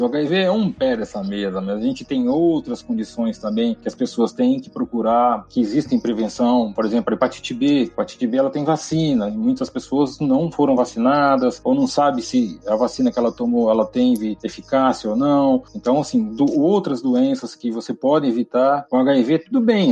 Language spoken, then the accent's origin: Portuguese; Brazil; a gente como brasileiro